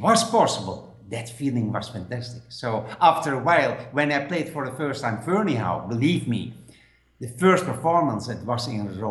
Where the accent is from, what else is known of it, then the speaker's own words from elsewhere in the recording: Netherlands; English is a second language; now in Spain; I'm living now in Spain, but I'm from Holland